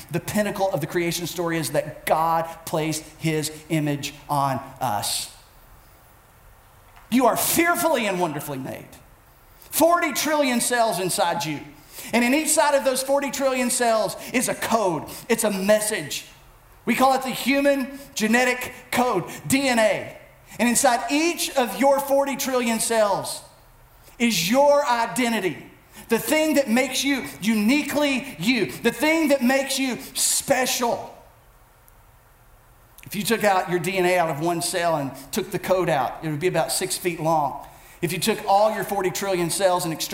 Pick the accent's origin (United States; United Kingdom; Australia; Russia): United States; I as an American